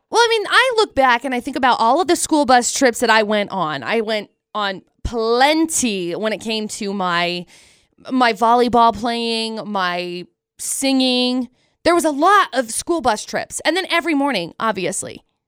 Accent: Tremont, United States; I grew up in Tremont

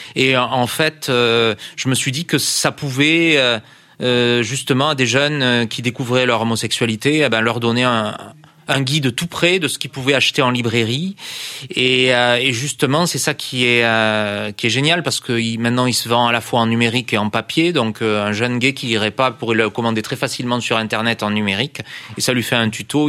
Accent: France; je suis français

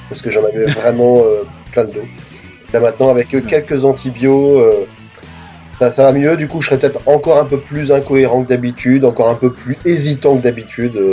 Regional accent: the North, France; je suis du Nord aussi.

